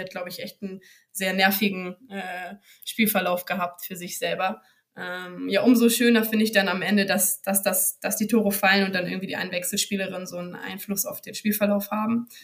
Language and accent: German; Bremen, Germany; moved away as an adult; now in Hamburg, Germany; als gebürtige Bremerin